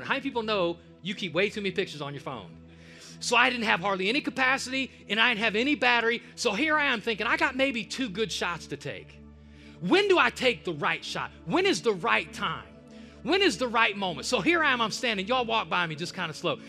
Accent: Cleveland, Ohio, United States; moved away; Cleveland, my hometown, my home stomping grounds

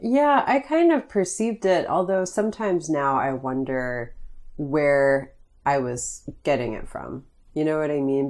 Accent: Greene County, Pennsylvania, United States; I grew up in Greene County

